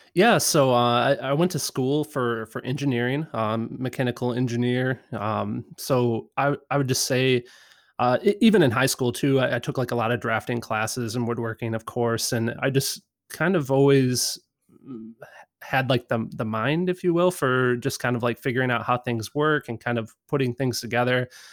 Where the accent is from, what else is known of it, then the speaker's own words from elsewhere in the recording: Midwest, United States; I grew up in the Midwest